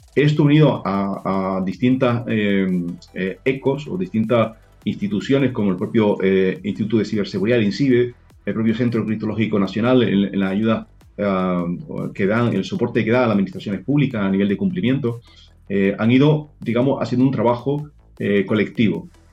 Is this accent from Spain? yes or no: yes; Spain; nosotros tenemos la gran suerte en España